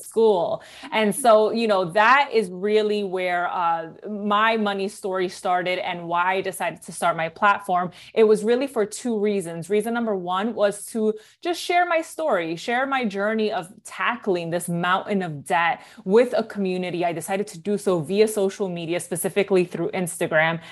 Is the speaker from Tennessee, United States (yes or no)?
no; New York City, New York, United States; moved away as an adult; now in Jersey City, United States; I was born and raised in the Bronx, New York